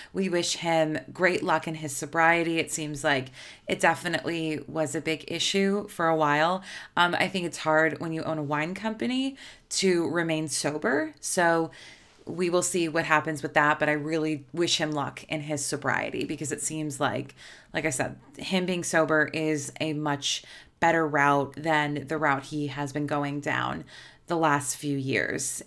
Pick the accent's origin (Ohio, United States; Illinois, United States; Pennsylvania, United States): Illinois, United States; Chicago; I'm from Chicago.